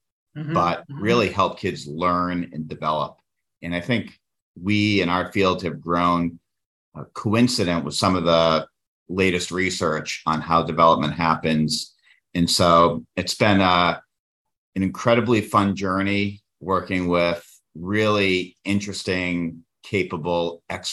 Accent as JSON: {"language": "English", "town": "Worcester", "region": "Massachusetts", "country": "United States", "tie": "born or raised there", "said": "my hometown of Worcester"}